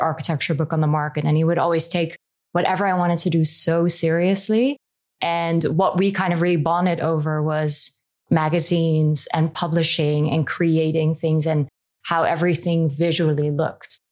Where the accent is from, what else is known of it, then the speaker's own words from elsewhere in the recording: Amsterdam, North Holland, Netherlands; moved away as an adult; now in London, United Kingdom; I'm from Amsterdam originally. I moved to London about 7.5 years ago now.